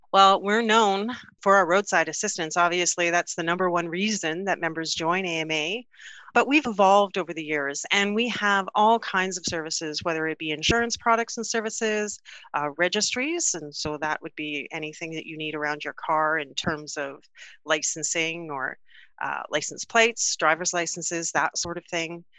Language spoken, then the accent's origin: English; Canada; we're from Canada